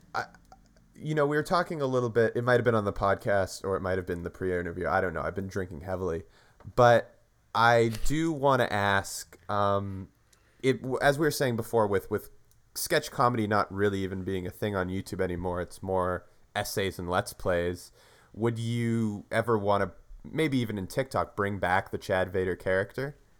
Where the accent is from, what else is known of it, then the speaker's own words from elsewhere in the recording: Canada; We're from Canada